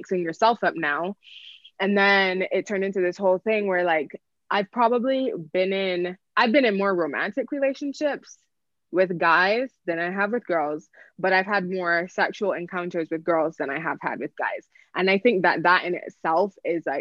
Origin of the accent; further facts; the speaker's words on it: Barbados; I grew up in the Caribbean, I grew up in Barbados